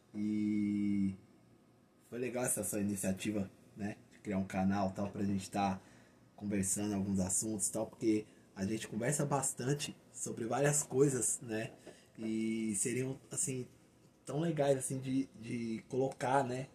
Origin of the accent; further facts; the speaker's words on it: Santo André, ABC Paulista, São Paulo, Brazil; a gente é aqui de Santander, da ABC